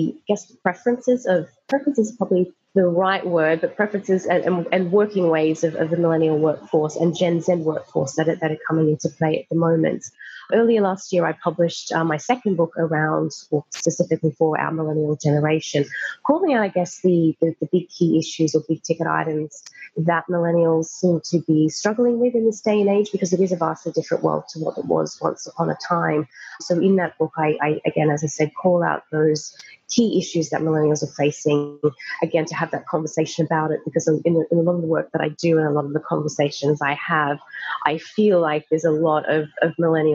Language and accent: English; Australia; moved away as an adult; now in London, United Kingdom; I'm currently living in London, Australian born.